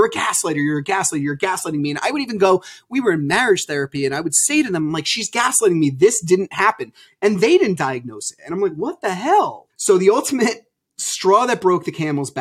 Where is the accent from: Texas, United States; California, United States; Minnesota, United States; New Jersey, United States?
New Jersey, United States; I'm from New Jersey